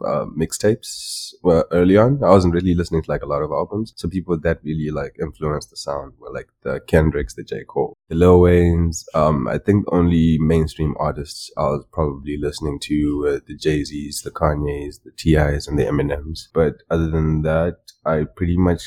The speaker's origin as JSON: {"language": "English", "region": "Masvingo", "country": "Zimbabwe", "tie": "born or raised there", "moved": "as an adult", "said": "I'm from Zimbabwe, born and raised."}